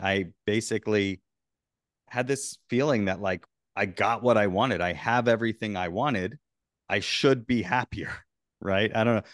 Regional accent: Florida, United States; I grew up in Florida

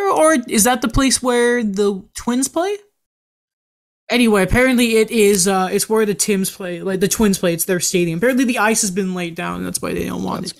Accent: Canada; we're Canadian hockey fans

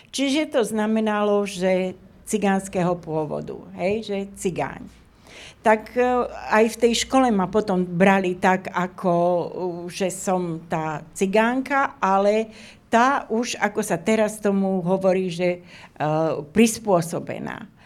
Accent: Slovakia; bolo ščítanie ľudu, my sme boli Slováci, my sme neboli Rómovia.

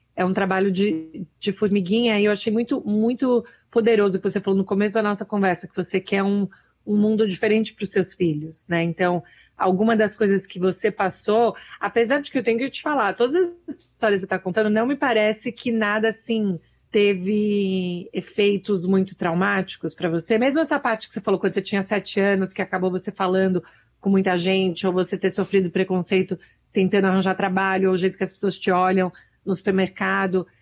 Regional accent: Brazil; now in United States; eu sou imigrante, sou brasileira

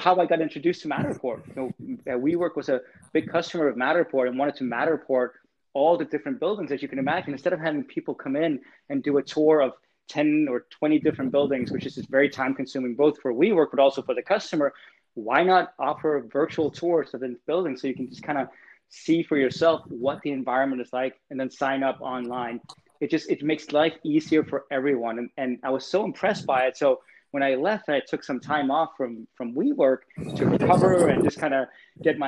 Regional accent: Copenhagen, Capital Region of Denmark, Denmark; moved away as an adult; now in California, United States; I was born and raised in Copenhagen

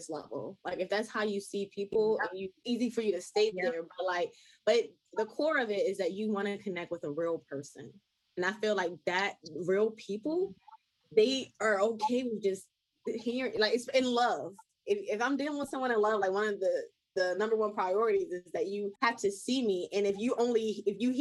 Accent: Baltimore, Maryland, United States; I'm from Baltimore

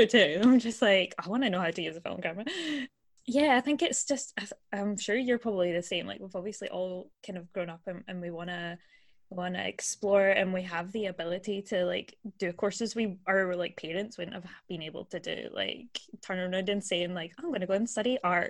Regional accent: Glasgow, Scotland, United Kingdom; I'm from Glasgow, which is in Scotland in the UK.

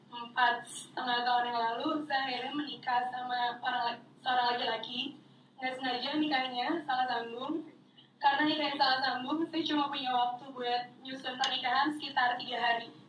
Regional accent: Bandung, West Java, Indonesia; moved away as an adult; now in Jakarta, Indonesia; saya dari Bandung pindah ke Jakarta dari yang segala sesuatunya diurusin sama keluarga jadi urus

